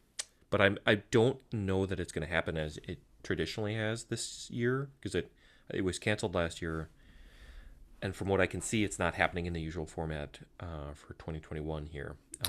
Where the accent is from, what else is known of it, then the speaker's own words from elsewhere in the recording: Minnesota, United States; I'm a Minnesotan. How could I pick just one?